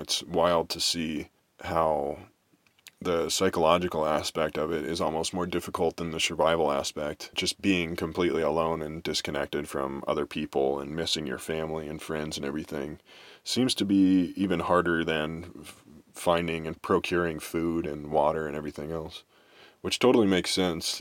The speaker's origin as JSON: {"language": "English", "town": "Kansas City", "country": "United States", "tie": "born or raised there", "said": "growing up in Kansas City"}